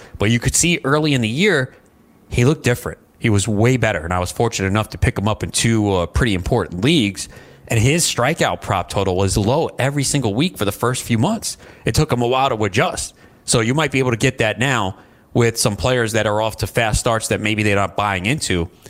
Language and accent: English; New York, United States; moved away as an adult; now in New Jersey, United States; I live in the state of New Jersey, which I never thought I would say a few years ago growing up in New York.